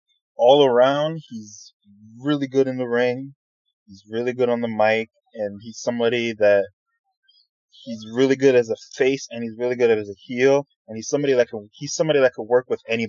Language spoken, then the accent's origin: English; New York, United States